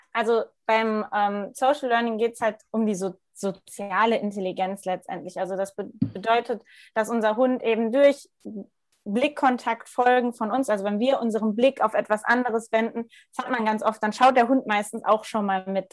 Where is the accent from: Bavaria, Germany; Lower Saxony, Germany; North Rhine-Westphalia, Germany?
North Rhine-Westphalia, Germany; Ruhr area; now in Munich, Germany; komme aus, ja, e-, eigentlich aus dem Ruhrgebiet. Momentan ähm, lebe ich noch in München